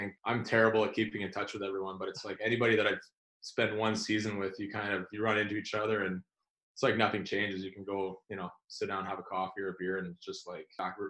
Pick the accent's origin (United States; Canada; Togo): Canada; North Vancouver, British Columbia; also born or lived in Ontario; I was born in Ontario. I don't know how far back you want me to go, but I grew up in basically North Vancouver.